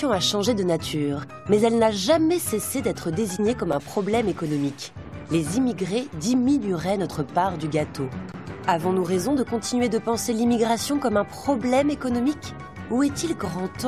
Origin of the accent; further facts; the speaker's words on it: France; Puisque je suis français et puis il mange du pain français, donc c'est mon pain à moi.